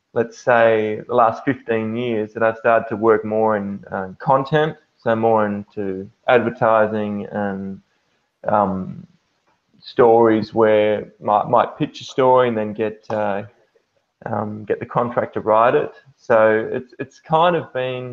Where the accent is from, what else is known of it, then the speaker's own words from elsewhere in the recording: Perth, Western Australia, Australia; now in Germany; I'm from Australia